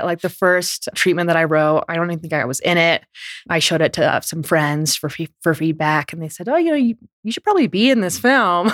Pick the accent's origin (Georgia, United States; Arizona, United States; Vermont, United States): Vermont, United States; first language English; I grew up in Vermont.